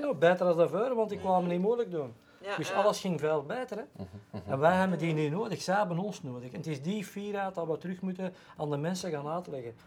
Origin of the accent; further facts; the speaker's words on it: Mechelen, Flanders, Belgium; Ik ben zelf van Mechelen, of in de buurt van Mechelen.